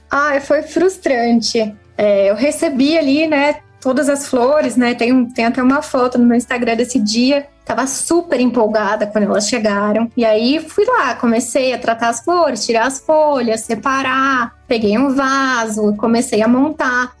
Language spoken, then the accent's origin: Portuguese; Jundiaí, São Paulo, Brazil; moved away as an adult; now in São Paulo, Brazil; nasci e cresci em Jundiaí, aqui pertinho de São Paulo